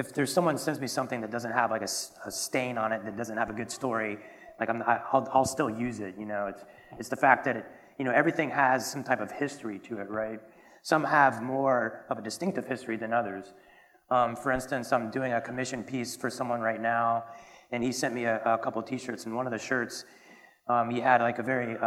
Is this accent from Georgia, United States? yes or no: yes; Marietta, Georgia, United States; accent: Southern; moved away as an adult; now in San Francisco, United States; I tell people I'm from Atlanta, Georgia, but more specifically I'm from Marietta, which we would say Mayetta. Southern, yeah. And where I grew up in a really big neighborhood.